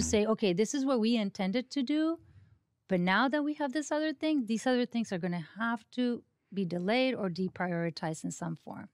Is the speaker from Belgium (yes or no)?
no; Mexico; first language Spanish; English is a second language; now in Sonoma County, United States; even though I was born here at the county hospital, um, I was barely two years old with my, when my dad and mom decided to go back to Mexico